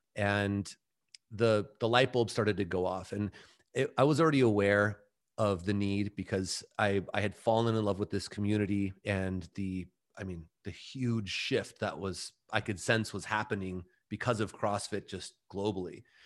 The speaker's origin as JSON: {"language": "English", "town": "Mission Viejo", "region": "California", "country": "United States", "tie": "born or raised there", "said": "we had opened our own gym in, uh, my hometown, Mission Viejo"}